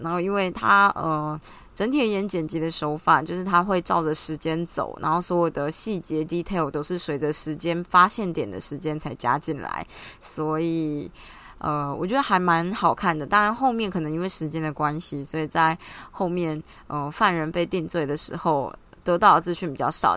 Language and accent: Chinese; Taiwan; 我们就台湾人嘛，喜欢小确幸